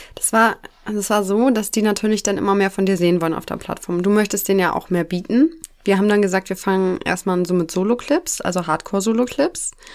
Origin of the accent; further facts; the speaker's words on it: near Elmshorn, Schleswig-Holstein, Germany; ich komme aus der Nähe von Emshorn. Das ist in Schleswig-Holstein, bei Kiel